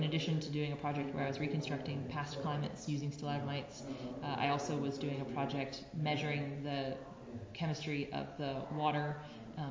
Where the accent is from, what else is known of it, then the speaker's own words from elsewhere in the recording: Tucson, Arizona, United States; I did apply here to the University of Arizona, back in my hometown